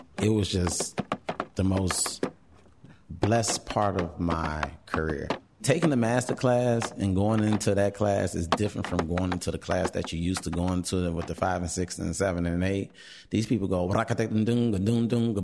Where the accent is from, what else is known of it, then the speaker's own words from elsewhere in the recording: Chicago, Illinois, United States; I am from Chicago, born and raised, South Side, still on the South Side, in the Beverly area